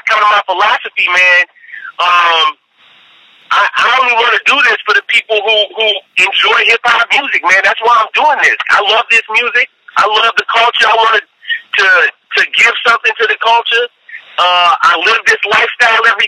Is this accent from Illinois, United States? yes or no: yes; Chicago, Illinois, United States; now in Atlanta, United States; I'm from Chicago